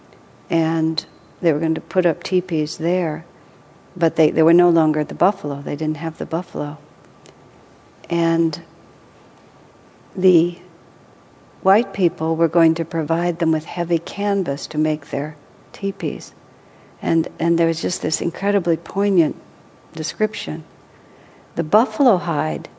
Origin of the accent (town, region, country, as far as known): United States